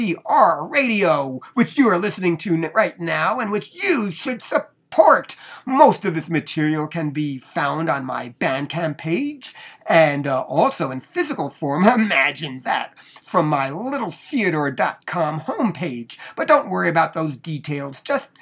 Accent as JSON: {"language": "English", "town": "Denver", "region": "Colorado", "country": "United States", "said": "from Denver, Colorado"}